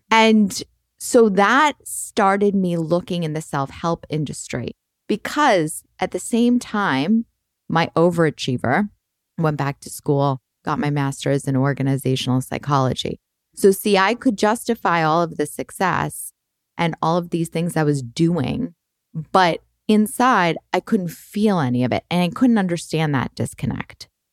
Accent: Boston, Massachusetts, United States; now in California, United States; I grew up in Boston

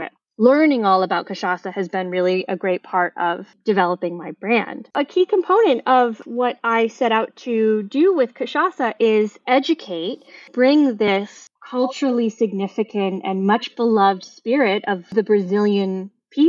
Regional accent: Boston, Massachusetts, United States; moved away as an adult; now in Miami, United States; growing up in New England in a household that wanted stability

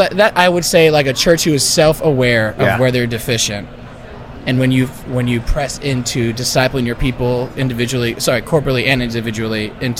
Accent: Miami, Florida, United States; moved away as an adult; I'm from Miami, so like coming back into it after being gone and, you know, being somewhere else for 7 years

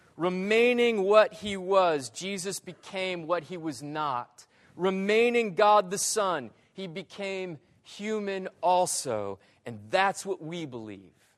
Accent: northern Michigan, United States; growing up as a kid in northern Michigan

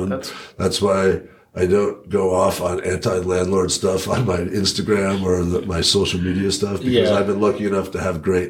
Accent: Parker, Colorado, United States; also born or lived in upstate New York; Well, I was born in upstate New York and then graduated to Ponderosa and Parker.

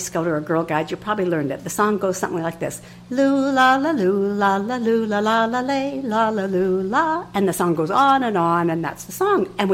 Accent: Canada; I'm a nurse from Canada

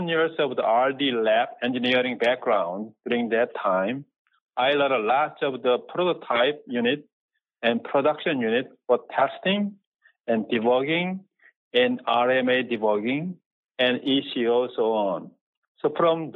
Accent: Seoul, South Korea; now in United States; born in Seoul, Korea, and then I came into the United States in 1980, and I went to study electrical engineering

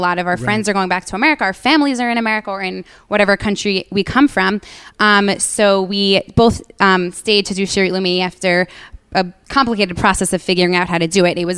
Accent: New York, United States; moved away as an adult; now in Israel; The two of us, my sister and I, Panina and I, we are from New York originally, and we come from a loving Zionistic home.

